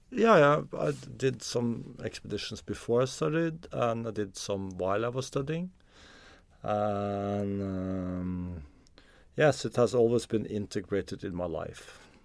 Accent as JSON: {"language": "English", "region": "Oslo", "country": "Norway", "tie": "born or raised there", "said": "I'm from Norway. I grew up in, uh, Oslo."}